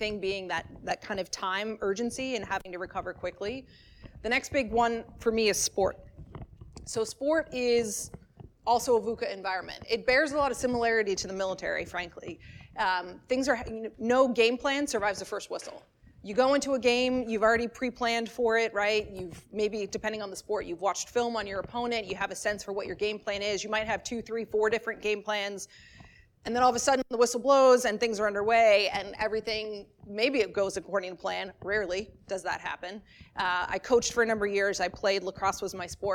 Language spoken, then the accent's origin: English; Maryland, United States; I grew up in Maryland